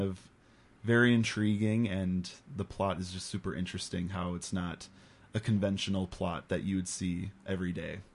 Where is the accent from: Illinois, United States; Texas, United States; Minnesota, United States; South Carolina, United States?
Minnesota, United States; Paradise Community Theater; I grew up on the Paradise stage with Paradise Community Theater, all of the theater camps they would do. when I was really young